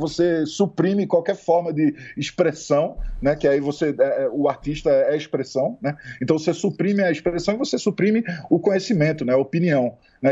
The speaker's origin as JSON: {"language": "Portuguese", "region": "Pernambuco", "country": "Brazil", "said": "a gente é pernambucano, tanto eu quanto Kleber."}